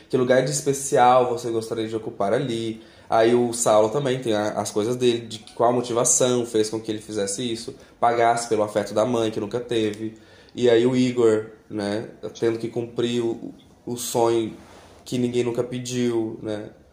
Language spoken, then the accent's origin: Portuguese; Mineiros, Goiás, Brazil; eu sou de Mineiros, nasci lá.